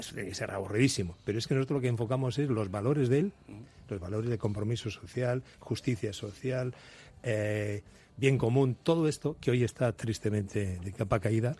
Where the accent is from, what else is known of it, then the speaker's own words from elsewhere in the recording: Spain; yo soy, ya sabéis, de Nuri